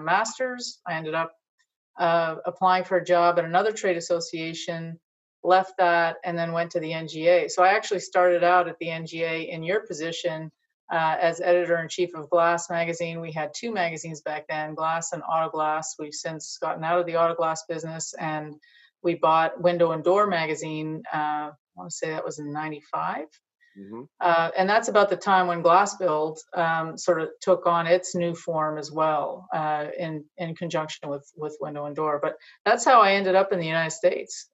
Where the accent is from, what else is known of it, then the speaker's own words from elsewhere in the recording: Montreal, Quebec, Canada; moved away as an adult; also born or lived in Ontario / Virginia; I grew up in Montreal